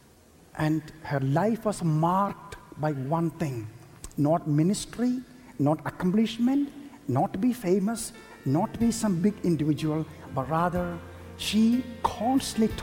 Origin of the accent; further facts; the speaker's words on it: India; I was born in India